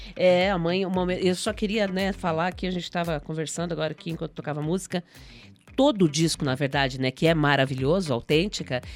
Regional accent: southern Brazil, Brazil; da gente enquanto enquanto sulistas, enquanto brancos

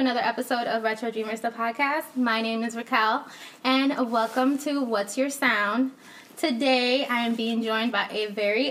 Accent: Rochester, New York, United States; Like, I grew up here in Rochester, so I have a lot of Mexican friends.

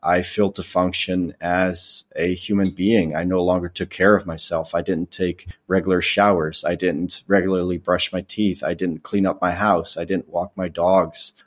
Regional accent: Netherlands; moved away as an adult; now in United States; I grew up in the Netherlands. Um, I lived there for twenty years before I moved to the United States when I was twenty years old by enlisting in the Air Force.

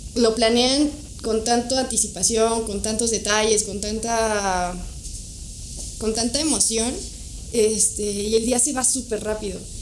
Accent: Toluca, State of Mexico, Mexico; nací en Toluca

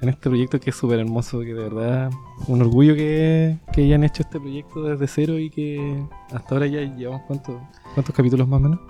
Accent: Coquimbo, Chile; yo soy de acá, soy de Coquimbo.

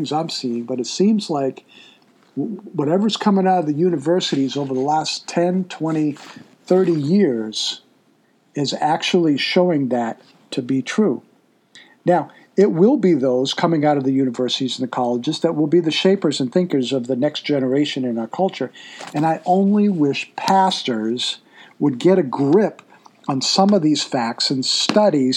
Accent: Massachusetts, United States; moved away; I'm originally from Massachusetts

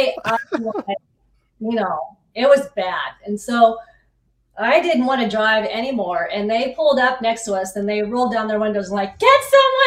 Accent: Little River, Kansas, United States; I grew up with in Little River

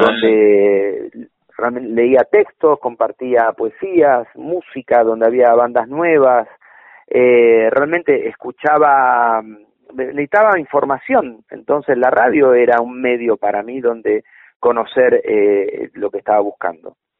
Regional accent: Buenos Aires, Argentina; Mi barrio natal fue San Cristóbal

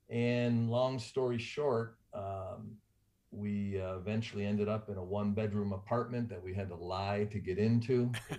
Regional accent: Rochester, New York, United States; now in Prescott, United States; I was born in Rochester, New York. I would say our family was at the lower end of middle class. We were a Catholic family. We had six kids, five boys, one girl.

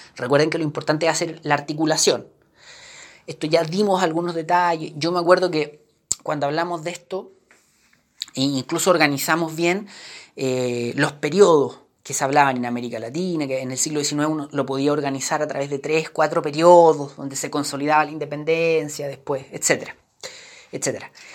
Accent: Chile; Nosotros los chilenos

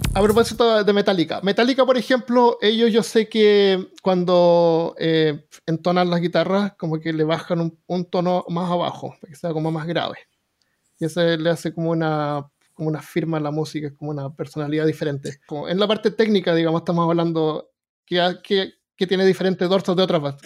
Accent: Chile; now in Alabama, United States; soy chileno

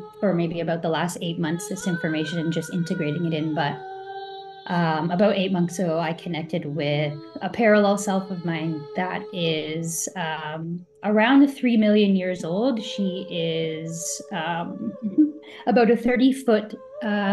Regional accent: Canada; I'm a Canadian.

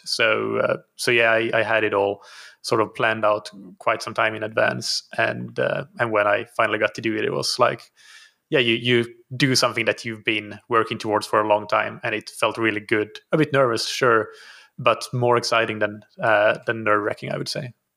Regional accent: Finland; moved away as an adult; also born or lived in Helsinki, Finland; now in Portugal; So I'm from Finland originally. I live in Portugal now, though, have been uh, living here for two and a half years

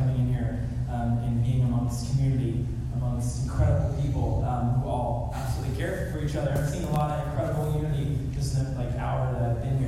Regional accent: California, United States; moved away as an adult; now in Chapel Hill, United States; I grew up next to the ocean in California on the coast, and I grew up a little surfer boy

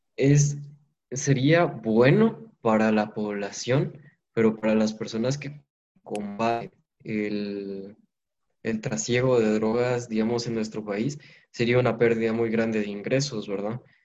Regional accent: Guatemala; como sociedad guatemalteca

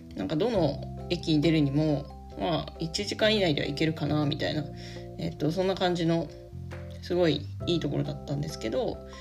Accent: Yamagata, Japan; moved away; 私はもともと山形県山形市っていうとこのあの出身なので

